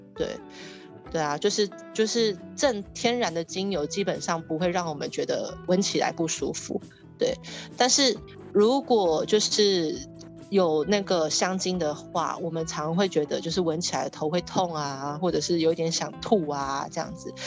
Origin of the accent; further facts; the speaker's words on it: Taiwan; 我们台湾人